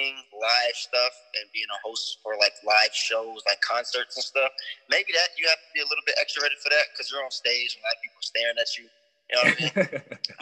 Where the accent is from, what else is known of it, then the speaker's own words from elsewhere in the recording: Las Vegas, Nevada, United States; I'm born and raised in Vegas.